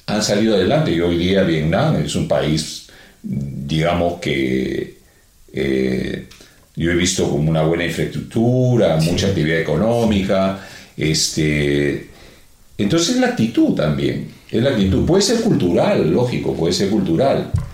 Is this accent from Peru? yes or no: yes; Peru; somos peruanos